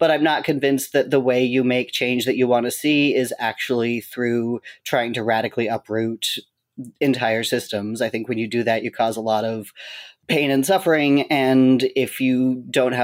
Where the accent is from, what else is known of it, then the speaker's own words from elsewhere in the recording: Seattle, Washington, United States; moved away; also born or lived in Boston; I grew up mostly in Seattle.